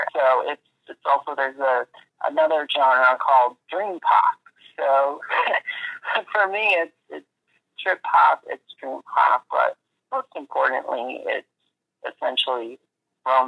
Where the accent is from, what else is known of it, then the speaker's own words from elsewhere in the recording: Miami Beach, Florida, United States; now in New York, United States; growing up in Miami Beach